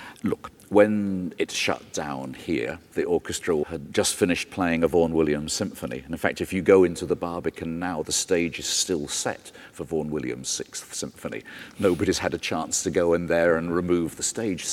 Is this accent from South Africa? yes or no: no; Liverpool, North West England, United Kingdom; I come from Liverpool